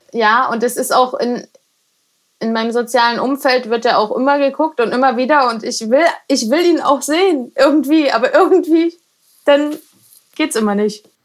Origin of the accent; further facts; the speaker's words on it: Dresden, Saxony, Germany; also born or lived in Herrnhut; now in Reckenfeld, Germany; da komme ich ja her, ich bin ja in Dresden geboren